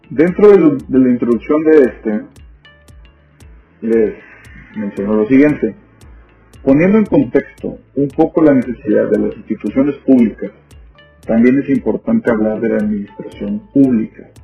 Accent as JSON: {"language": "Spanish", "town": "Ciudad Madero", "region": "Tamaulipas", "country": "Mexico", "tie": "born there", "said": "Nací en Ciudad Madero, una ciudad ubicada en el sur del estado de Tamaulipas, aquí en México"}